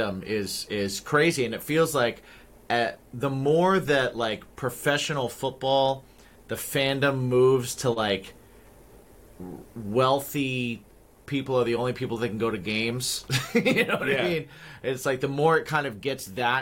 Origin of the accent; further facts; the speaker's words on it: Midwest, United States; I grew up in the Midwest.